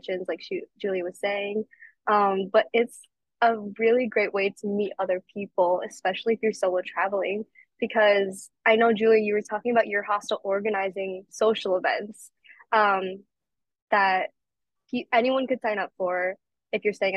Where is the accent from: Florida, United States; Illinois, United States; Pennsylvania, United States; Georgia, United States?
Illinois, United States; Chicago; I'm from Chicago